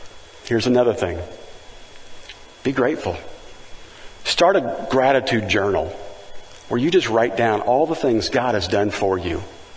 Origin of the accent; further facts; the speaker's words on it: Valencia, California, United States; He says, where are you from? And I said, Valencia, California.